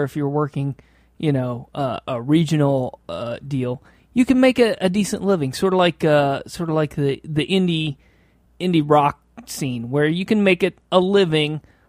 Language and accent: English; Midwest, United States; My wife is from the Midwest. We're both from the Midwest.